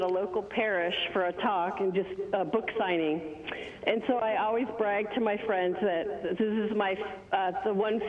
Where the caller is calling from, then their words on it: Washington, United States; also born or lived in Rochester, New York; I'm calling from Washington State.